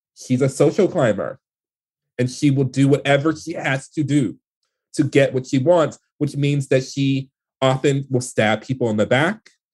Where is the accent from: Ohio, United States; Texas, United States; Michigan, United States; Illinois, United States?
Michigan, United States; Detroit; the world that I grew up in in Detroit